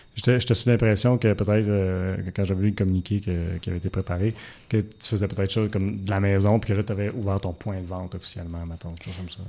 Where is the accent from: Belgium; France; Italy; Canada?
Canada; Buckingham, Quebec; je viens de Buckingham